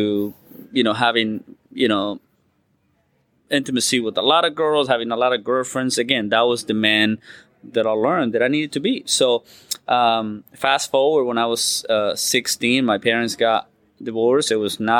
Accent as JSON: {"language": "English", "country": "Uruguay", "tie": "born or raised there", "moved": "yes", "said": "I was born in South America, a beautiful country, the last one by Argentina, called Uruguay"}